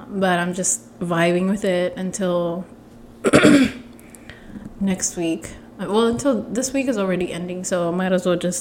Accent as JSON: {"language": "English", "country": "Ethiopia", "said": "I'm from Ethiopia"}